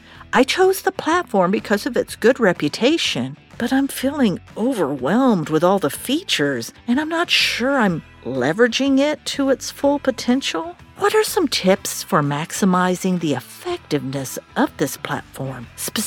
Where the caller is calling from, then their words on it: Ottawa, Ontario, Canada; from Ottawa.